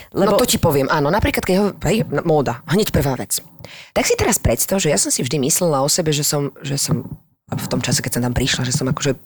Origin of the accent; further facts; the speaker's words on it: Slovakia; moved away as an adult; also born or lived in France; odkiaľ si, no zo Slovenska